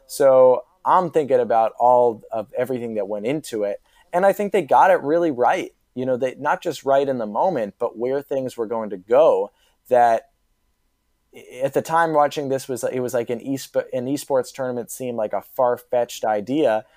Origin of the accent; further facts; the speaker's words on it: Mamaroneck, New York, United States; moved away; I'm a Marinick High School grad